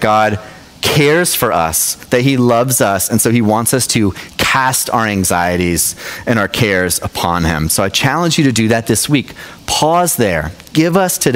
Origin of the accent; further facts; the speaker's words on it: Knoxville, Tennessee, United States; now in South Jersey, United States; So I'm from Knoxville, Tennessee originally